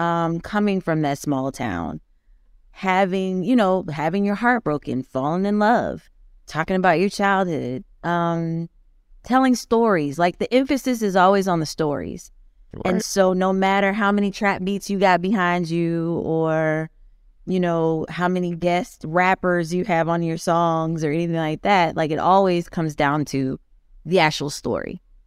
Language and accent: English; Pittsburgh, Pennsylvania, United States; I'm from Pittsburgh. I was born in Pittsburgh. I was born in Swickley, Pennsylvania.